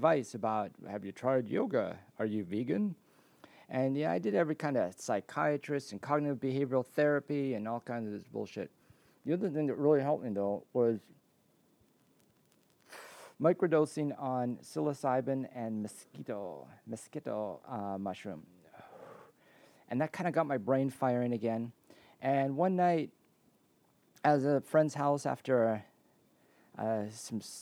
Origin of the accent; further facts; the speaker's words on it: Canada; moved away as an adult; also born or lived in Washington / Oregon / California / Nevada; my home country of Canada